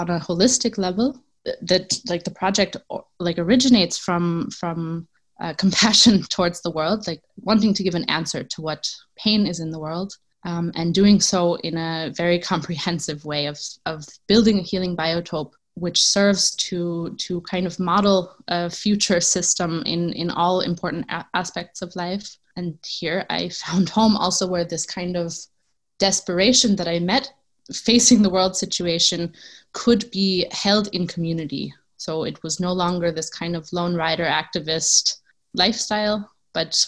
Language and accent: English; New York City, New York, United States; moved away as an adult; now in Tamera, Portugal; I am originally from New York City, and I come from an activist background.